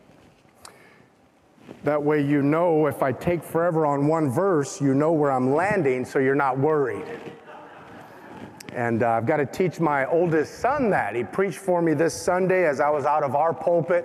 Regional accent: Compton, California, United States; I grew up in Compton

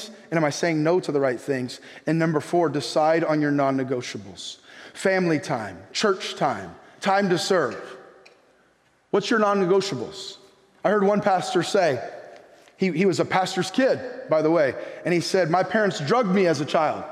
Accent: California, United States; also born or lived in Bay Area / Orange County; coming from California

